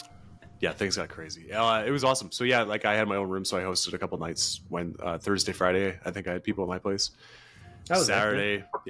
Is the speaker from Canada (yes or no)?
yes; Canada; I'm Canadian, I can still shower in cold water.